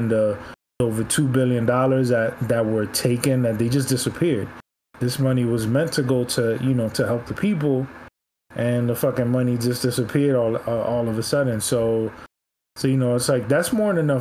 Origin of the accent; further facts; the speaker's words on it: Miami, Florida, United States; Miami's my hometown